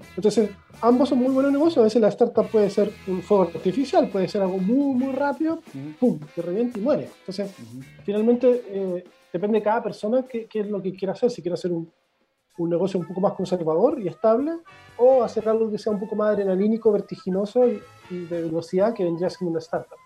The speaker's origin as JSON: {"language": "Spanish", "country": "Chile", "said": "yo, soy de Portón, yo soy del otro extremo de, del país"}